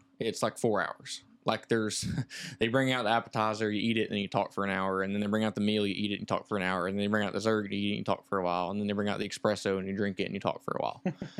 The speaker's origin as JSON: {"language": "English", "region": "Tennessee", "country": "United States"}